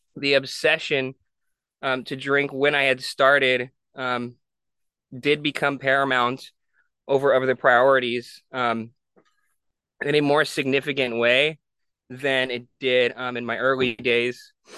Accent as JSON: {"language": "English", "town": "San Jose", "region": "California", "country": "United States", "tie": "born or raised there", "also_born_or_lived": "Honolulu, Hawaii", "said": "I grew up in San Jose"}